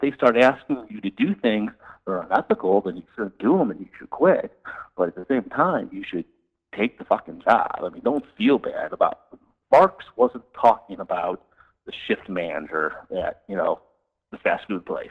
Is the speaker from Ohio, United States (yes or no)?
yes; Cleveland, Ohio, United States; moved away as an adult; also born or lived in West Coast / western US; I'm from the Midwest. I'm from Cleveland